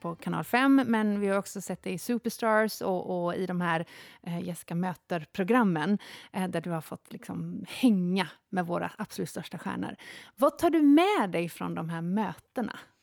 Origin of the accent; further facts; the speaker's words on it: Jokkmokk, Norrbotten County, Sweden; Jag är uppväxt i Jokkmokk